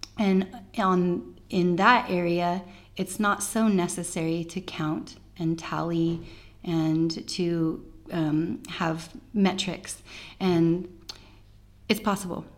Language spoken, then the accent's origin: English; United States; I'm an American